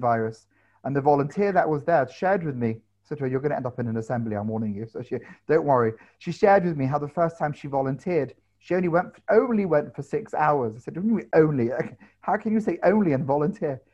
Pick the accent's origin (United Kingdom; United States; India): United Kingdom; London; I grew up in London